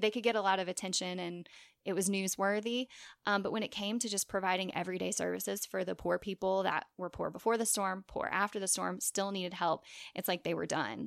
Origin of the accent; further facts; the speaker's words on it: Long Beach, Mississippi, United States; my hometown of Long Beach, Mississippi